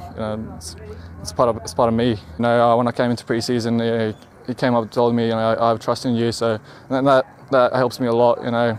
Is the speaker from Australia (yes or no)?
yes; Brisbane, Queensland, Australia; born or raised there; also born or lived in Afghanistan